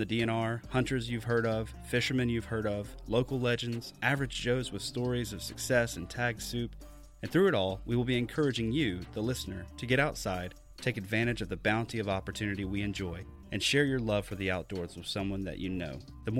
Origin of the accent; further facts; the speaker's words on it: Deep South, United States; now in Wisconsin, United States; I grew up in the Deep South hunting and fishing, but when I moved to southern Wisconsin a year ago, I was absolutely blown away.